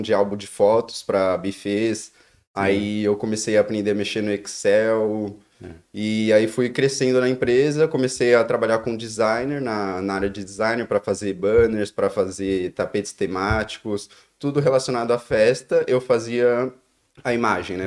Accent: São Paulo, Brazil; moved away as an adult; also born or lived in Joinville; now in Dublin, Ireland; Eu sou de São Paulo, Zona Norte, capital, São Paulo, mas eu nasci em Joinville. Mas eu vim, fui bem cedo para São Paulo. Quando eu tinha nenhum ano, já já estava em São Paulo já

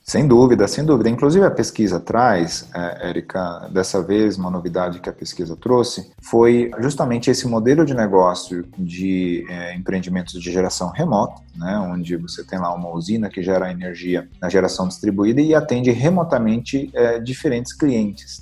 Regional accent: São Paulo, Brazil; nasci em São Paulo

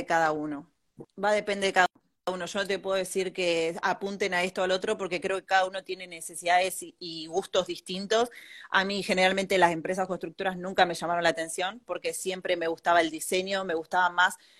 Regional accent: Bahía Blanca, Buenos Aires Province, Argentina; moved away as an adult; also born or lived in Mar del Plata; now in Spain; yo soy de Bahía Blanca

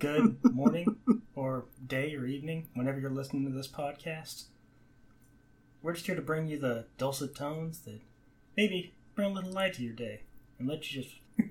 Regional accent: Serbia; English is a second language; Oh, yeah, growing up in Serbia, we love to listen

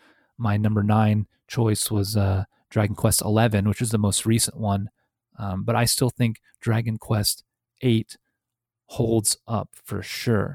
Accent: Indiana, United States; Indianapolis, Indiana, which is my home state

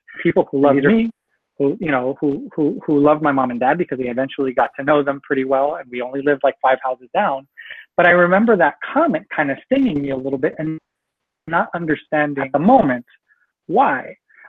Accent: Edinburg, Texas, United States; also born or lived in McAllen, Texas; actually Edinburgh is where I grew up, in Edinburgh, Texas

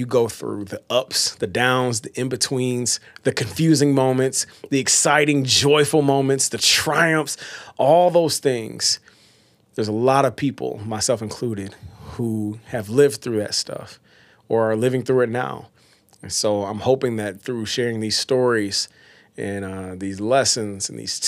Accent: Batesville, Arkansas, United States; also born or lived in Oakland, California; Grew up in a town called Batesville, Arkansas

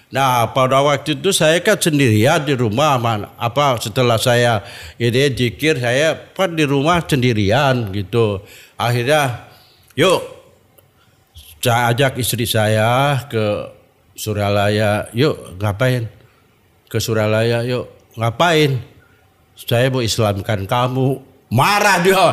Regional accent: Tasikmalaya, West Java, Indonesia; now in Jakarta, Indonesia; saya orang Tasikmalaya

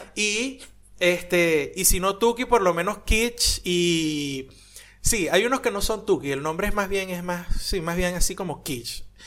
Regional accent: Venezuela; now in Argentina; yo soy de Venezuela

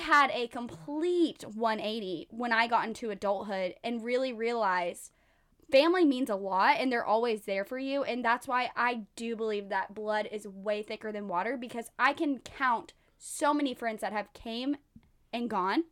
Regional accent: Texas, United States; moved away; I'm from Texas

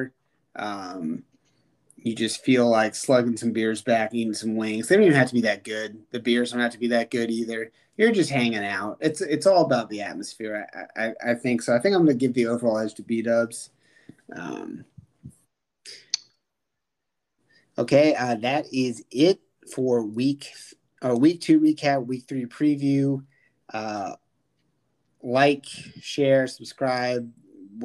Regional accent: Lexington, Virginia, United States; growing up in Lexington, Virginia

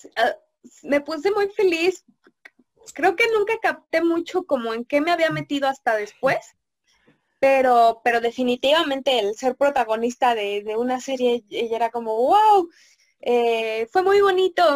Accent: Mexico; como mexicanos

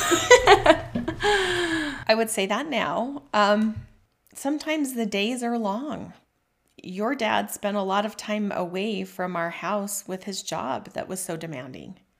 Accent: Mapleton, Utah, United States; also born or lived in Salt Lake County, Utah; I was born and raised in Mapleton, Utah

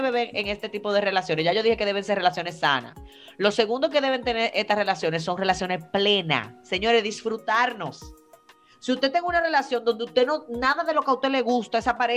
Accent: Dominican Republic; Yo soy más, dominicana

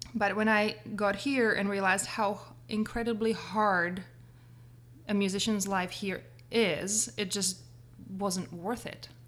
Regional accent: Prague, Czechia; moved away as an adult; grew up in Prague.

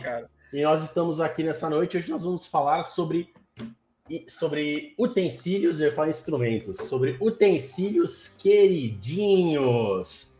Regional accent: Santos, São Paulo, Brazil; aqui em Santos, onde eu, de onde eu sou, né? Onde eu estou hoje

